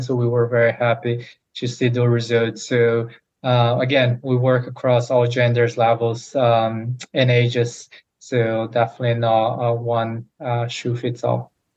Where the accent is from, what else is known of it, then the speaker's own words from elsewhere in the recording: Brazil; moved away as an adult; now in United States; come to the United States as I'm originally from Brazil to play college tennis